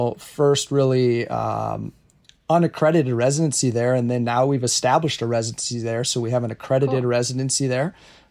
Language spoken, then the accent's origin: English; South Dakota, United States; I'm from South Dakota.